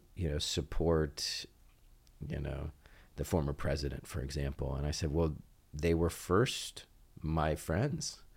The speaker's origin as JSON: {"language": "English", "town": "Oxford", "region": "Ohio", "country": "United States", "tie": "born or raised there", "also_born_or_lived": "Cincinnati, Ohio", "said": "I was born in Cincinnati and I consider it home, but was really raised uh, in large part in Oxford, in Butler County"}